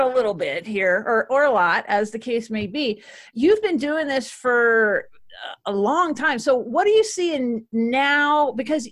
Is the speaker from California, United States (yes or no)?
no; Dallas, Texas, United States; you're in my hometown of Dallas. That's where I grew up